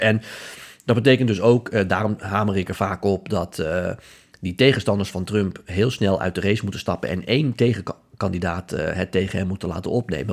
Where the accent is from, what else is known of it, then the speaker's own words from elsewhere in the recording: Netherlands; wij zijn als Nederlanders